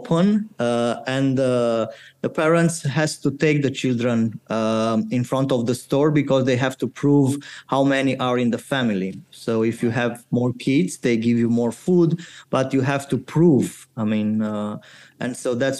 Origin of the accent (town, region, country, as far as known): Romania; born or raised there